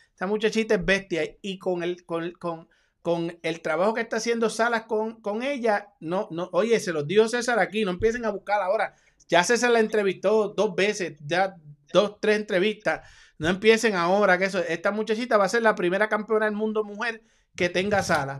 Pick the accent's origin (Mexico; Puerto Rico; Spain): Puerto Rico; Yo soy boricua